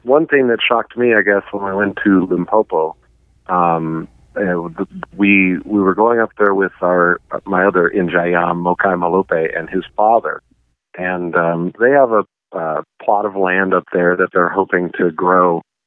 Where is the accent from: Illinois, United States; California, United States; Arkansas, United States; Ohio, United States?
Arkansas, United States; moved away as an adult; also born or lived in Oklahoma; now in Montana, United States; Arkansas and Oklahoma is where I grew up, and then but I came to Montana to go to college